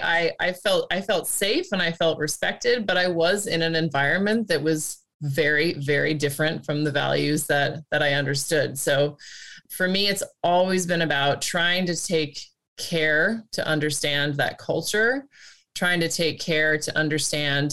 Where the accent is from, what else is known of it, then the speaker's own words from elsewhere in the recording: United States; moved away as an adult; also born or lived in Australia / Asia and the Pacific / Middle East; now in Netherlands; as an American